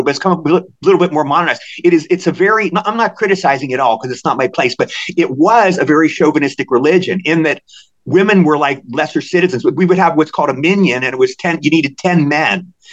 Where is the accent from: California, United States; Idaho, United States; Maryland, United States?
Maryland, United States; I'm from Maryland.